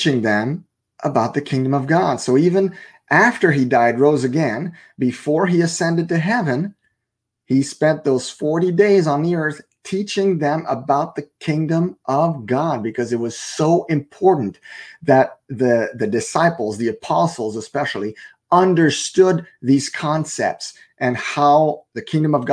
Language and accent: English; Canada; first language French; English is a second language; I'm a French Canadian. So my main language is French